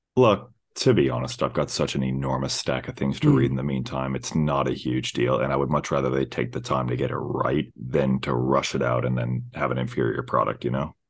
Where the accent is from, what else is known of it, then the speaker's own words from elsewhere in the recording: Pacific Northwest, United States; I hail from the Pacific Northwest myself.